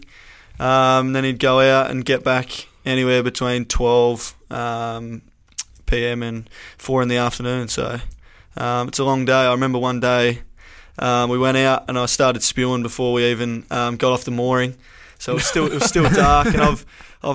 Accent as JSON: {"language": "English", "town": "Southend", "region": "South Australia", "country": "Australia", "tie": "born or raised there", "also_born_or_lived": "Millicent, South Australia", "said": "I grew up in a place called South End. That's where Dad fishes out of."}